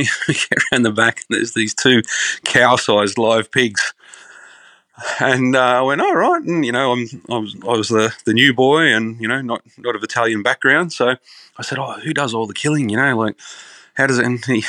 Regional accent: Moralia, New South Wales, Australia; Grew up in a semi, well, it was a very rural area growing up, but, you know, like with the way Sydney's growing now, it's right on the doorstep. Little town called Moralia out in the Hawkesbury. Grew up on acres.

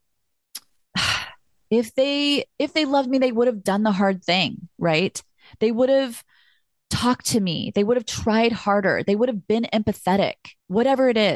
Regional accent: California, United States; I'm so from California

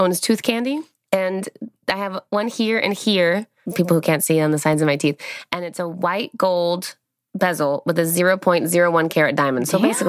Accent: Dallas, Texas, United States; Dallas, Texas.

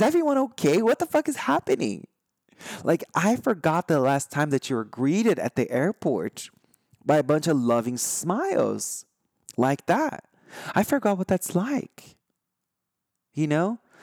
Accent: Brazil; first language Portuguese; English is a second language; now in United States; I'm from Brazil.

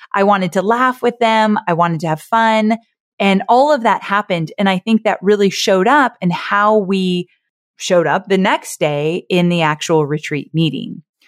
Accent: Orange County, California, United States; I was born and raised in Orange County, California. I grew up with Disneyland in my backyard

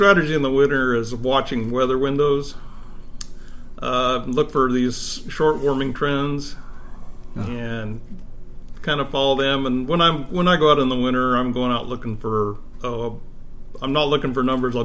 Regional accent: Burley, Idaho, United States; now in Oregon, United States; Where I grew up in Idaho, trout fishing was the big thing

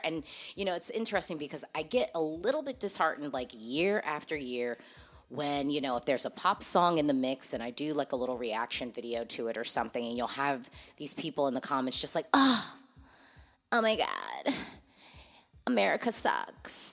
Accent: United States; I'm an American Eurovision fan

